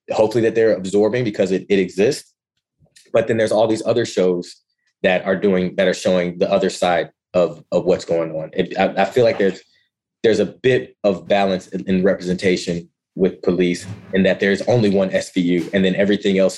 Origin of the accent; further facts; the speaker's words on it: Ann Arbor, Michigan, United States; moved away as an adult; also born or lived in Ypsilanti, Michigan / Kent, Ohio; I was born go? and raised in Ann Arbor, Michigan.